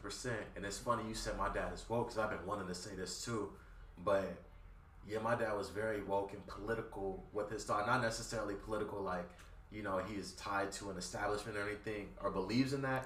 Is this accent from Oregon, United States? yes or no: no; Compton, California, United States; I'm from Compton too